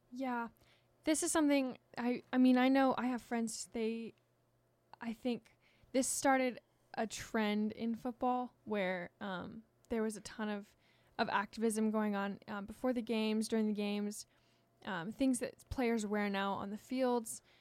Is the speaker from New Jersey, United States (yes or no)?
no; Washington, United States; I'm from Washington